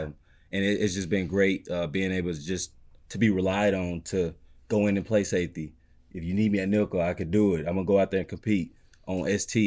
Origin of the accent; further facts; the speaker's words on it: Mississippi, United States; now in Detroit, United States; I'm from Mississippi